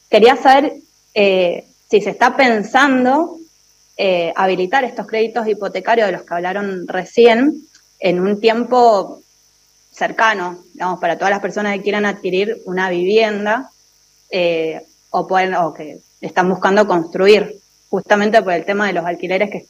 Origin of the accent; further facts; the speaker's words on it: Mendoza, Argentina; soy eh, de Mendoza, estoy hablando desde LB8 Nacional Libertador.